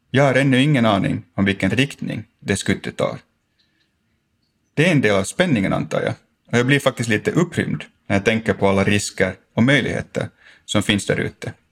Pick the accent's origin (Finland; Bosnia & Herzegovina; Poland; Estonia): Finland; För mig personligen har det sociala och känslomässiga skyddsnät jag fick när jag växte upp i Finland varit helt grundläggande.